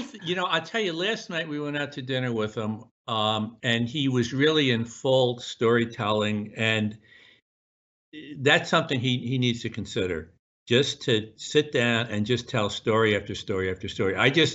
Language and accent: English; Newburgh, New York, United States; And I grew up the Hudson in Newburgh, little town, tough little town. And one of the blessings for me is that I still see the world through the lens of this guy, this kid from Newburgh.